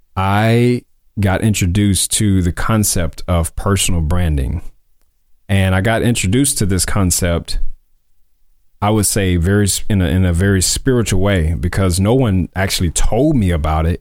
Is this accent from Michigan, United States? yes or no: no; Mississippi, United States; moved away as an adult; also born or lived in Columbus, Mississippi / Tupelo, Mississippi; now in Dallas, United States; I was born in Mississippi. I'm originally from Mississippi, from the Sip. Um, and I was born in Columbus. I moved to Tupelo, Mississippi when I was in middle school.